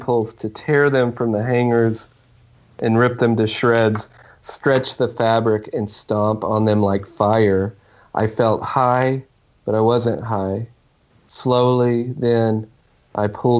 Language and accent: English; Oklahoma, United States; I grew up in Oklahoma, and I've stayed here my whole life.